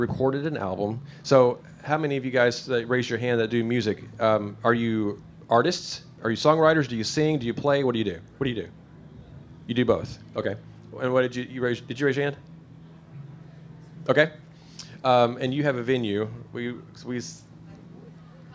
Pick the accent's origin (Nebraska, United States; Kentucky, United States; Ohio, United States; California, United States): Kentucky, United States; Paducah; I grew up in Paducah, taking guitar lessons